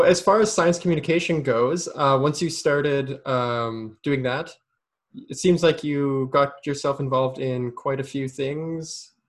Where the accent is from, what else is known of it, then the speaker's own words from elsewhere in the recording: Ontario, Canada; Yeah, so coming from, like, growing up in Ontario and stuff